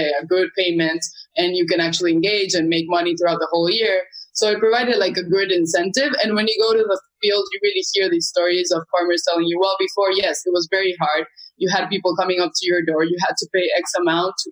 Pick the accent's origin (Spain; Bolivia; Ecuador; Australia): Bolivia; now in Peru; originally I'm from Bolivia, but now I'm living in Peru.